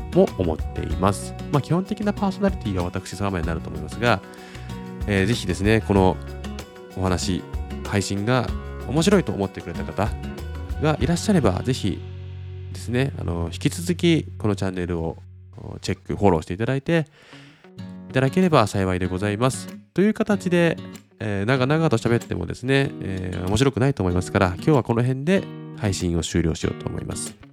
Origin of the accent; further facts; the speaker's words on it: Sapporo, Hokkaido, Japan; now in Kumamoto, Japan; 出身は北海道は札幌市なんですが、今、現在は熊本県熊本市に家族全員で住んでいます